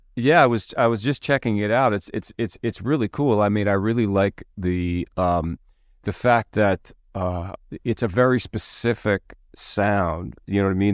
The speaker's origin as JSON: {"language": "English", "town": "Philadelphia", "region": "Pennsylvania", "country": "United States", "tie": "born or raised there", "said": "I was growing up in Philadelphia"}